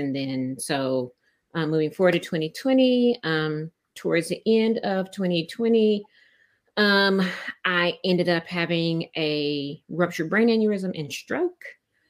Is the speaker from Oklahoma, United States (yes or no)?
yes; Tulsa, Oklahoma, United States; moved away as an adult; now in Austin, United States; So I am not an original Austinite. I came from Tulsa, Oklahoma. And that was about 15, 16 years ago I came. I came here because the job at the time that I had moved me down here